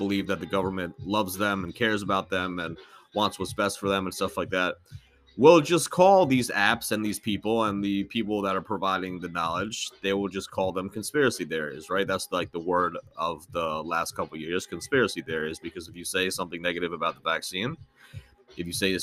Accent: United States; growing up in the United States

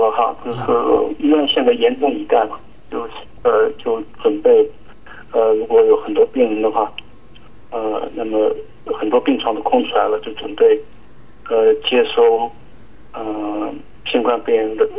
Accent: Quzhou, Zhejiang, China; now in New Zealand; 我来自中国大陆。

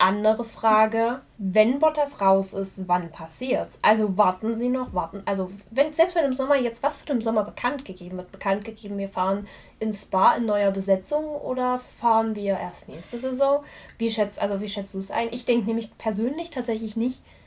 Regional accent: Germany; als Deutscher

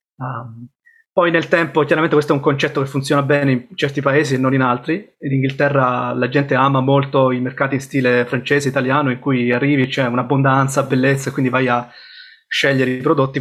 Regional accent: Sicily, Italy; moved away as an adult; also born or lived in Rome / Bristol; now in United Kingdom; sono cresciuto in Sicilia e poi a 18 anni sono um, andato a Roma

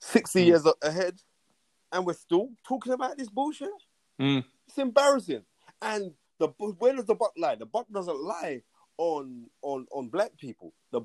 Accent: United Kingdom; I'm actually British

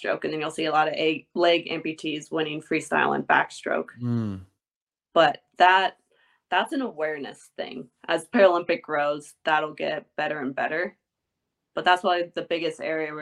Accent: Indiana, United States; moved away as an adult; now in Austin, United States; I grew up in Indiana

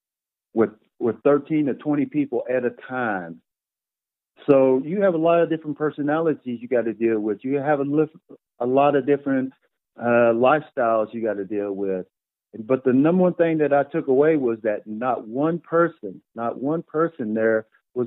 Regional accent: Dalhart, Texas, United States; moved away as an adult; also born or lived in Des Moines, Iowa; now in Amarillo, United States; I grew up in Dalhart, Texas

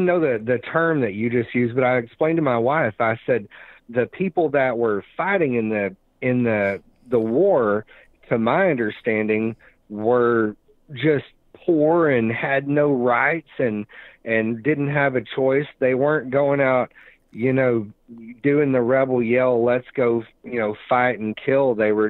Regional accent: Arkansas, United States; I'm from Arkansas and, you know, at one point had an American or a Confederate flag license plate on the front of my car. And, you know, the town that I'm from is about 50-50 black, white

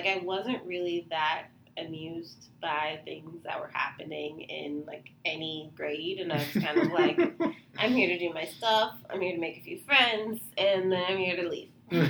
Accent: San Diego, California, United States; moved away as an adult; now in San Francisco, United States; Yeah, so I'm from San Diego, California. Born and raised, entire life, 18 years, well, entire childhood.

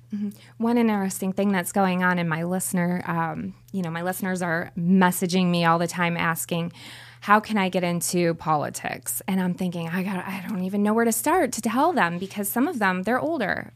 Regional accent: Florida, United States; I'm from Florida

